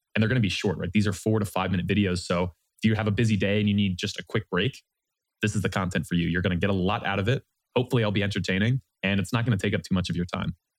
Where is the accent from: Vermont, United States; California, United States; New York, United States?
Vermont, United States; moved away as an adult; also born or lived in New Orleans, Louisiana; now in Austin, United States; Originally, I'm from Vermont in the United States